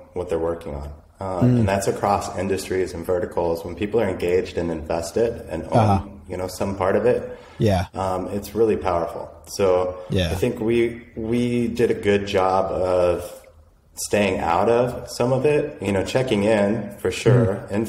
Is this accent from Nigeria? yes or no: no; Boulder, Colorado, United States; I grew up in Boulder